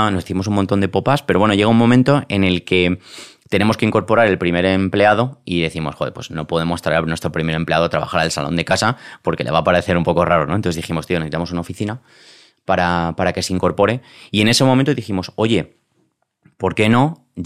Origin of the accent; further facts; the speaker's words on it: Madrid, Community of Madrid, Spain; Yo soy de Madrid.